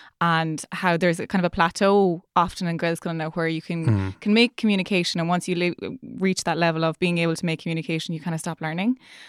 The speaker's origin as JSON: {"language": "English", "region": "Leinster", "country": "Ireland", "tie": "born or raised there", "said": "I know growing up in Leash, my parents never spoke Irish. Nobody around the place spoke Irish."}